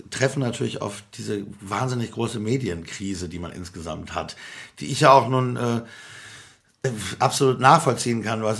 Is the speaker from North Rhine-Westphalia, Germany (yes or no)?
yes; North Rhine-Westphalia, Germany; weil ich komme aus Nordrhein-Westfalen, wir haben das jedenfalls nicht gehört